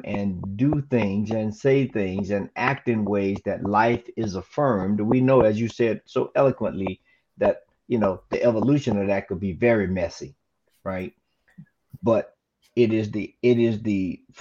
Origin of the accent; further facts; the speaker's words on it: the South, United States; Being born and raised in the South